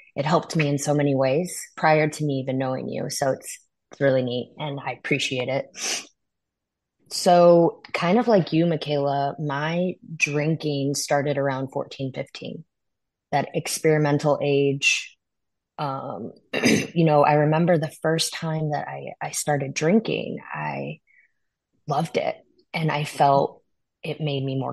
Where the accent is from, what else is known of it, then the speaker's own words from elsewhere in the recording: Northwest Indiana, United States; I grew up in Northwest Indiana near Chicago.